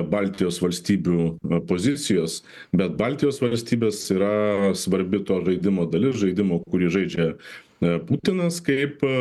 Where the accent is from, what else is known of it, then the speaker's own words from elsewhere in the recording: Saint Petersburg, Russia; moved away as an adult; now in Vilnius, Lithuania; aš jau tada buvau pradėjęs gyventi E, Vilniuje, e, prieš tai aš ir gimiau ir gyvenau Sankt Peterburgė ir baigiau mokyklą.